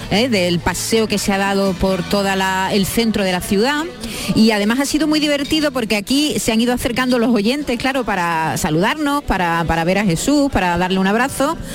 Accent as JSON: {"language": "Spanish", "town": "Seville", "region": "Andalusia", "country": "Spain", "lives_now": "Málaga, Spain", "said": "Yo vivo en Málaga, sí, pero soy sevillana, soy de Sevilla."}